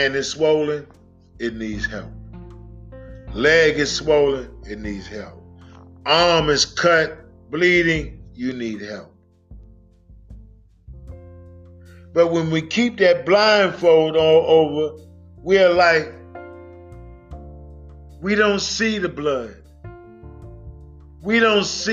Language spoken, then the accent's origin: English; New York, United States; my hometown of New York